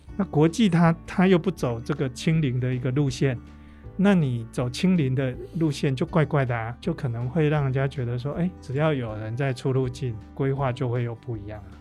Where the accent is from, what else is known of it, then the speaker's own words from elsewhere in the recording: Taiwan; 我们台湾人